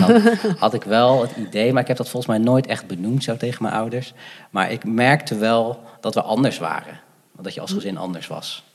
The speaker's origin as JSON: {"language": "Dutch", "town": "Gouda", "region": "South Holland", "country": "Netherlands", "tie": "born or raised there", "also_born_or_lived": "Sri Lanka", "said": "Ik ben opgegroeid in Gouda."}